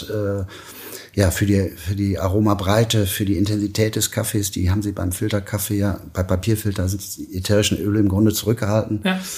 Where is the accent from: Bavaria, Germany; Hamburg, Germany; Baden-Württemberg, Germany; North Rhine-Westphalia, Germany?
North Rhine-Westphalia, Germany; Münster; Ich bin Münsteraner und äh, ja, ich liebe die, die Stadt, weil die Menschen, die hier leben, äh, ein Qualitätsbewusstsein haben